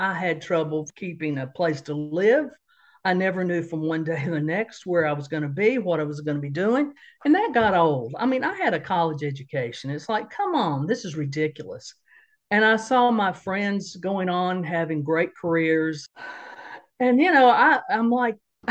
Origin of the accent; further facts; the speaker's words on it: Johnson City, Tennessee, United States; moved away as an adult; now in Raleigh, United States; I grew up in Johnson City, Tennessee